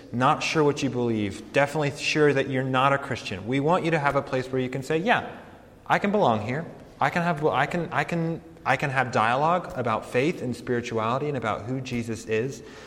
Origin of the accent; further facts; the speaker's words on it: Colorado Springs, Colorado, United States; moved away as an adult; also born or lived in New York City / St. Louis, Missouri; I grew up in Colorado, uh, grew up in Colorado Springs, Colorado